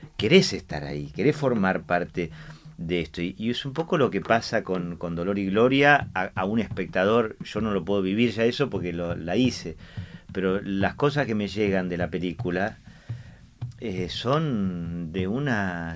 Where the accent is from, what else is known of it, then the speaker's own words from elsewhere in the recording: Argentina; yo soy argentino